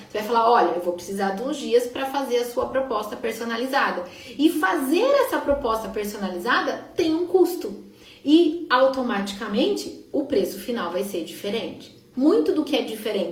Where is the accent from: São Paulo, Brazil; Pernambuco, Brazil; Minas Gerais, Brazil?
São Paulo, Brazil; Sorocaba; eu sou de Sorocaba